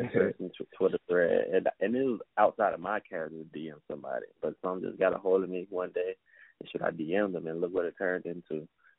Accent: Brewton, Alabama, United States; I'm from Bruin, Alabama, a little small town in Alabama, probably about 5,000 people.

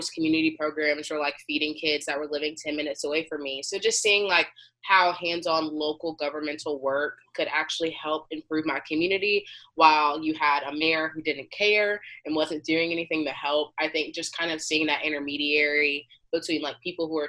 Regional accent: Macon, Georgia, United States; moved away as an adult; now in Baltimore, United States; I'm originally from Macon, Georgia. So it's a small, like a medium town city

